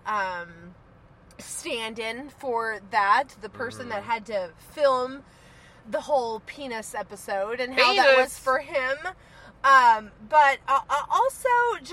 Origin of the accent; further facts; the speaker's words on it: Oklahoma, United States; growing up in Oklahoma as like a Baptist kid